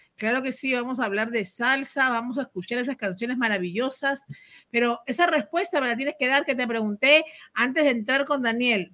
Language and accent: Spanish; Peru; moved away; Yo como peruana, pues viviendo en el extranjero